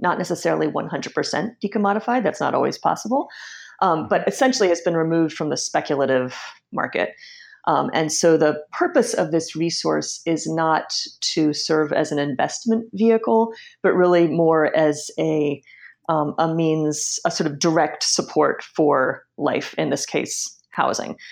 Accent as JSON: {"language": "English", "town": "Washington", "region": "District of Columbia", "country": "United States", "tie": "born or raised there", "said": "I was born and raised in Washington, D.C., and in a neighborhood called Mount Pleasant"}